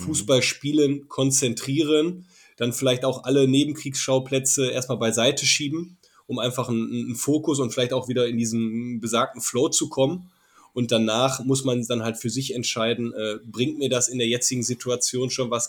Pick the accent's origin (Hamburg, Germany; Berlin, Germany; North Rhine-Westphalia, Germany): North Rhine-Westphalia, Germany; Essen; moved away as an adult; also born or lived in Salzburg; Ich komme aus dem Ruhrgebiet, äh, ziemliche Malocher-Gegend, Industrie, äh, Kohle, das typische Ruhrgebiet. Wirklich, ich bin ja mitten in Essen aufgewachsen